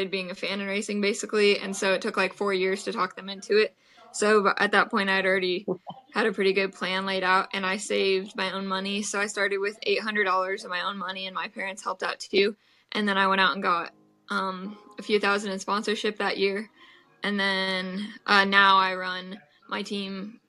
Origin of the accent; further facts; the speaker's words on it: Des Moines, Iowa, United States; I'm from Des Moines, Iowa, and I'm 21 years old